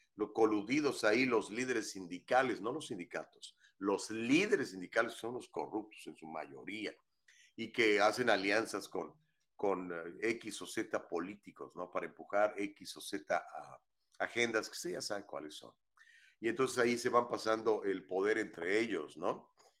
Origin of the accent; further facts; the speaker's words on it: Huasteca Potosina, San Luis Potosí, Mexico; Yo soy de, muy cerquita de ahí, de la Huasteca Potosina